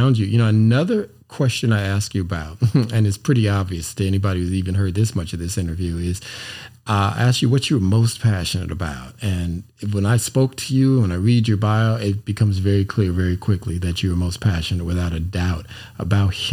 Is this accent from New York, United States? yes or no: no; California, United States; I grew up in California